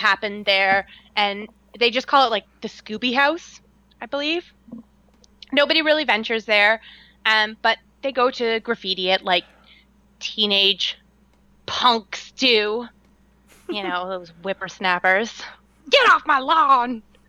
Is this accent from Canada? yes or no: yes; Canada; I talk like this because I'm from Canada.